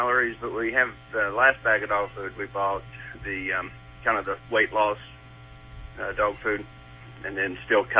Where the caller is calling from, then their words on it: Georgia, United States; I'm in Georgia.